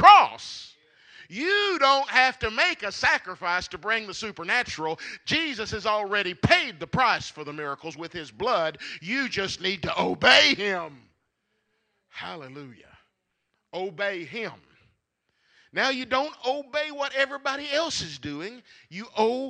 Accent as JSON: {"language": "English", "area": "Marshall County", "region": "Kentucky", "country": "United States", "tie": "born or raised there", "said": "I grew up here in Marshall County from the time I was in the third grade. We moved here when I was in the third grade."}